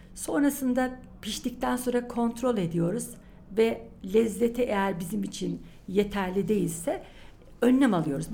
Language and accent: Turkish; Niğde, Turkey; moved away as an adult; also born or lived in İzmir / Gümüşhane; now in Ankara, Turkey; 1959 Niğde doğumluyum. Ee, ilk orta ve lise eğitimimi Niğde'de tamamladım.